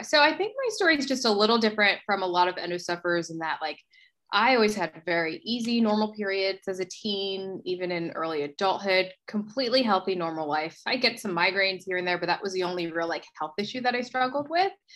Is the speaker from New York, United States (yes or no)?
no; New Jersey, United States; moved away as an adult; also born or lived in Philadelphia; now in Los Angeles, United States; I am originally from New Jersey. I grew up in South Jersey, went to college in Philadelphia